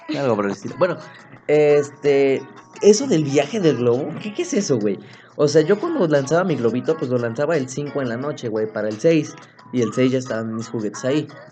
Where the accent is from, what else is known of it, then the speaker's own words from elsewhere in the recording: Apizaco, Tlaxcala, Mexico; moved away; yo nací en Tlaxcala, Apizaco, Tlaxcala, y vivía ahí un buen tiempo. Cuando yo me vine a vivir para acá